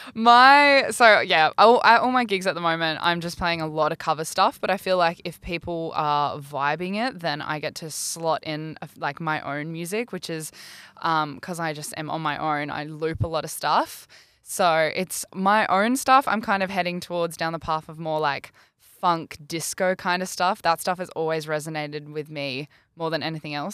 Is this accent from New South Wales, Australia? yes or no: yes; New South Wales, Australia; now in Brisbane, Australia; I'm from New South Wales as well